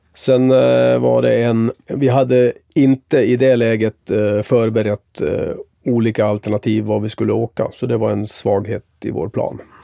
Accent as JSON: {"language": "Swedish", "country": "Sweden", "also_born_or_lived": "Tampa, United States", "said": "som svensk"}